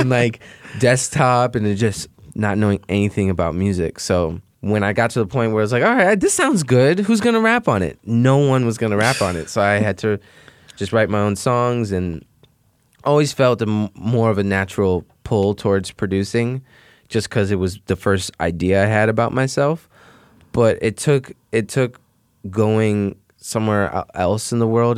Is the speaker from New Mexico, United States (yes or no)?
no; Chicago, Illinois, United States; I grew up in Beverly